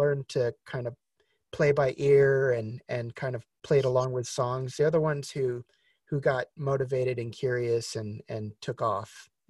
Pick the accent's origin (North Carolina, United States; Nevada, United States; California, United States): Nevada, United States; Las Vegas; growing up in Vegas